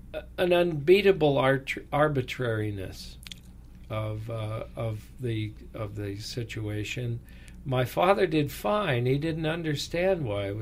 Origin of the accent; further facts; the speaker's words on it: California, United States; spent much of my boyhood after his retirement here in California, where we came to California